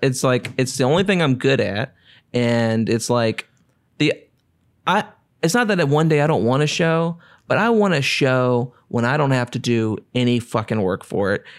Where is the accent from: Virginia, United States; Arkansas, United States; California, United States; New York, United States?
Virginia, United States; Cartersville; I grew up and Cartersville, Virginia, which is a place so small that I tell people I'm from Farmville